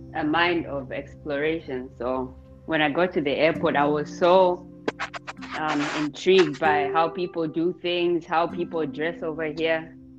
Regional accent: Zambia; moved away as an adult; now in Kazan, Russia; I'm Zambian, born and raised in Zambia, and currently studying in Russia, Kazan City.

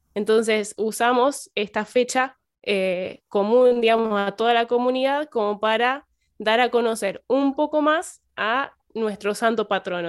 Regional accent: Piamonte, Santa Fe, Argentina; soy de Piamonte, provincia de Santa Fe, es un pueblito muy chiquito

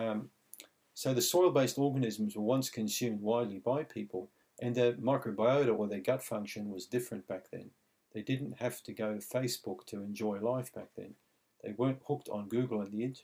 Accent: Australia; growing up in Australia when I think I was 9 years old

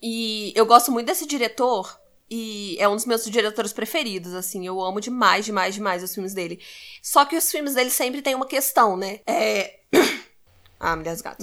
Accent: Baixada Fluminense, Rio de Janeiro, Brazil; eu sou da Baixada Fluminense

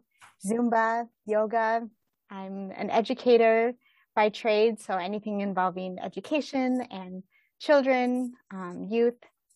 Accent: Minnesota, United States; moved away as an adult; also born or lived in Philippines; I'm 37 years old, mom of three, and I was born and raised in Minnesota, the Midwest in the United States. My father comes from a German Scandinavian background and my mother is Filipino.

